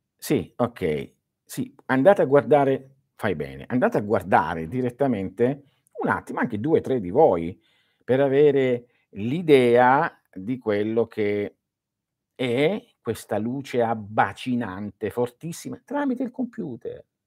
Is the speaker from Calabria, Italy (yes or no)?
yes; Calabria, Italy; Il mio paese, che è il più a sud della Calabria